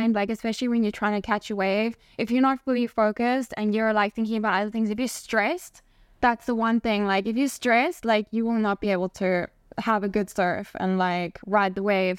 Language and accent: English; South Africa; moved away as an adult; also born or lived in Spain / Barcelona, Spain; being born and raised in South Africa